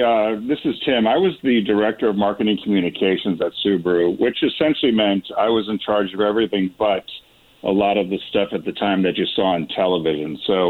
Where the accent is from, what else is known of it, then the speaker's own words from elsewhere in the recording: Connecticut, United States; where we grew up in Connecticut, and it was so rural at the time that the high schools were combined, the towns had combined high schools.